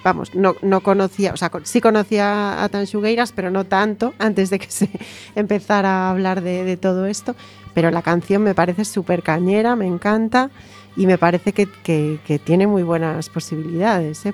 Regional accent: Galicia, Spain; yo como gallega

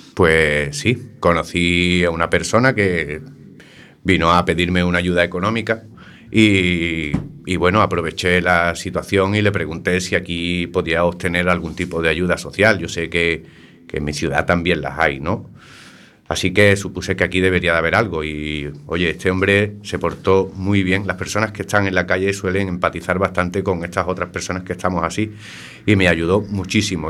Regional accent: Algeciras, Andalusia, Spain; moved away as an adult; now in A Coruña, Spain; mi pueblo, ¿no? Algeciras, Cádiz

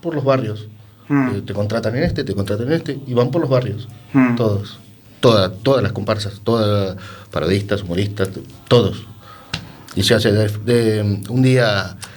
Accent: Uruguay; born or raised there; moved away

